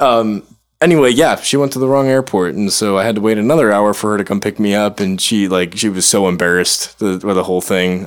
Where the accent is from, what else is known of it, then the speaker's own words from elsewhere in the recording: Chicago, Illinois, United States; I'm not from here. I'm from Chicago.